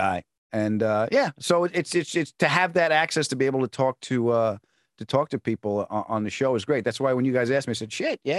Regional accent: Long Island, New York, United States; also born or lived in Queens, New York; I was born in Queens. I was raised on Long Island.

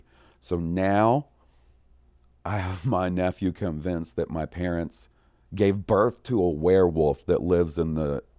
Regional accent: Goldsboro, North Carolina, United States; now in Kansas City, United States; I grew up in eastern North Carolina before moving out to Kansas City about a decade ago. My hometown of Goldsboro used to run a Crime Stoppers telethon once a year

